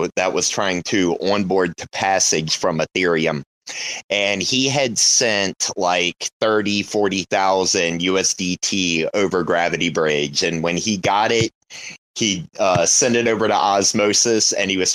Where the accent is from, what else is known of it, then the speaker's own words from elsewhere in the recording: Virginia, United States; I'm from Virginia, and I say y'all all the time